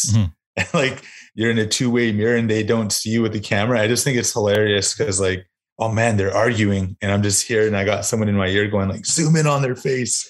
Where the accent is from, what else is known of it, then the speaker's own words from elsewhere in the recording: Sagamok Anishnawbek First Nation, Ontario, Canada; now in North Bay, Canada; I'm from Sagamuk Anishinaabek First Nations.